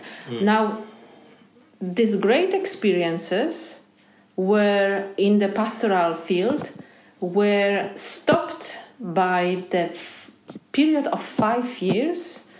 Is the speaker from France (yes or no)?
no; Poland; now in Australia